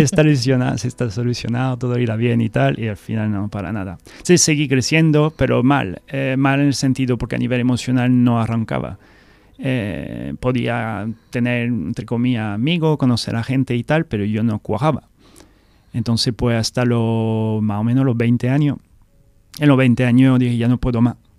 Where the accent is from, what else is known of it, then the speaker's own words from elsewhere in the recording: France; Spanish is a second language; moved away as an adult; also born or lived in Scotland; now in Seville, Spain; soy fan del español, del castellano, que soy francés, puedo hablar francés